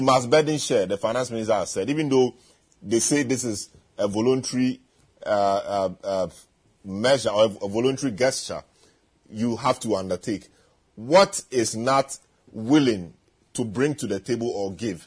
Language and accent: English; Ghana; I'm a Ghanaian